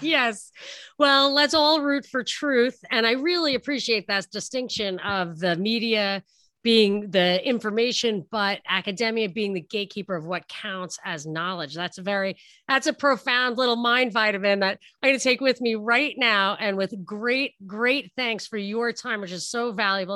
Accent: New York, United States; I'm from New York

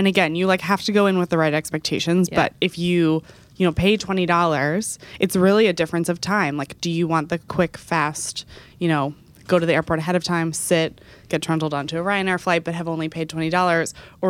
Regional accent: Texas, United States; I grew up in Texas. So for me, going to any other major city, it was an endeavor.

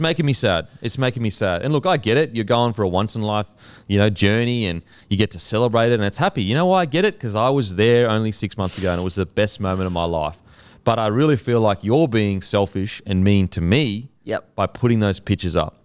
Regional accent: Australia; we're Australian

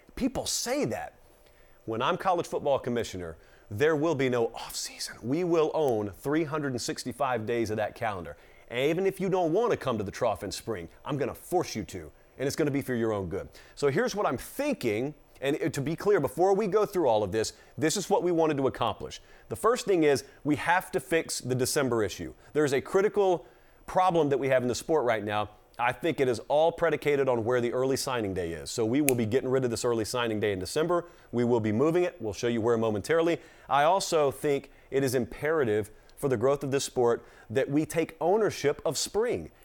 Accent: Georgia, United States; I'm from Georgia

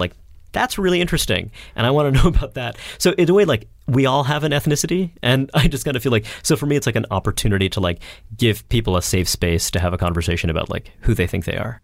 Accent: Brooklyn, New York, United States; grew up in Brooklyn

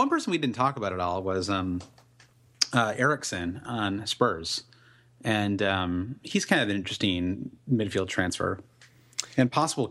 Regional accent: Midwest, United States; I grew up in the Midwest

